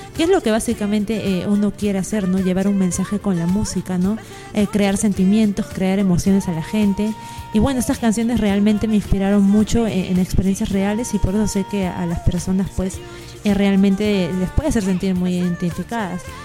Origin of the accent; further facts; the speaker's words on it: Lima, Peru; allá en Perú, en Lima, mi ciudad natal